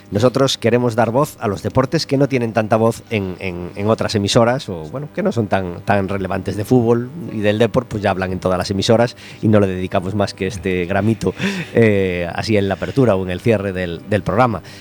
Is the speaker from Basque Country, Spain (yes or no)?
no; A Coruña, Galicia, Spain; soy de Coruña.